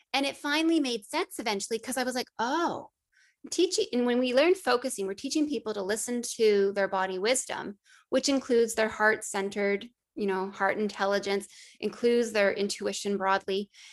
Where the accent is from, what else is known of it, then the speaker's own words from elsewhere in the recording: Northern Ontario, Canada; I grew up in Northern Ontario